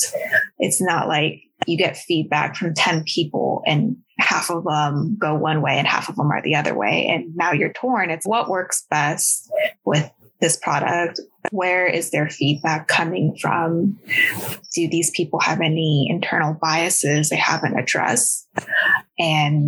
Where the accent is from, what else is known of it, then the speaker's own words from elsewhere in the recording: Bay Area, California, United States; English is a second language; also born or lived in Huntsville, Alabama; when I was about 5 years old, we settled in Bay Area, California. And as an Asian American, I can say I was very lucky to have been raised there